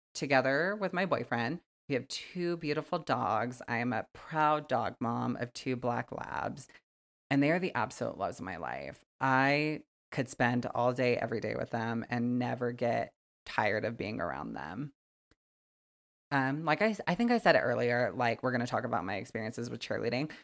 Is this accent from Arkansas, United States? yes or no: no; Wyoming, United States; I'm from Wyoming, born and raised, and I still fucking live here